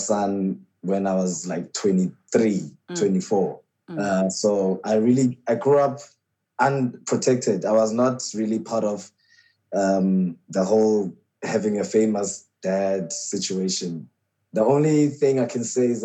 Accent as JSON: {"language": "English", "town": "Port Elizabeth", "region": "Eastern Cape", "country": "South Africa", "tie": "born or raised there", "moved": "yes", "lives_now": "Johannesburg, South Africa", "said": "So my grandmother took us to PE, and that's where I was raised"}